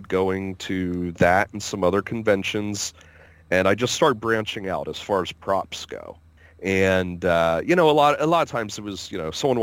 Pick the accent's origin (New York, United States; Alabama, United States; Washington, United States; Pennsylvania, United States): Pennsylvania, United States; we said, PA